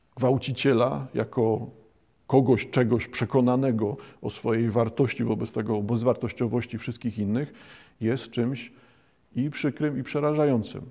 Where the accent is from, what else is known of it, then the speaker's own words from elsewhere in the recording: Bytom, Silesian Voivodeship, Poland; urodzony na Śląsku, na Górnym Śląsku, urodzony w Bytomiu